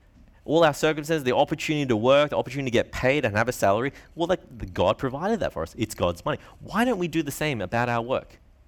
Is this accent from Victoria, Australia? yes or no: no; Brisbane, Queensland, Australia; here living in Brisbane, growing up in Brisbane. Many of us are from privileged homes.